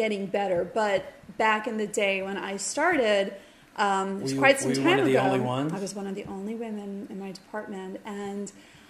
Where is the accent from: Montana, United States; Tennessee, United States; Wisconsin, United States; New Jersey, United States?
New Jersey, United States; Westwood; also born or lived in Fairfield County, Connecticut / Manhattan, New York; I grew up in this little old triangle of Bergen County, New Jersey, Fairfield County, Connecticut, and Manhattan. But the majority of my childhood was in Westwood, New Jersey.